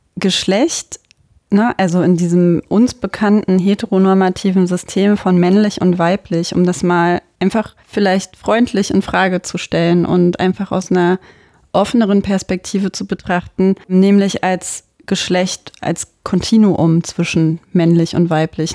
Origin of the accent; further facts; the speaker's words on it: Germany; bei uns in Deutschland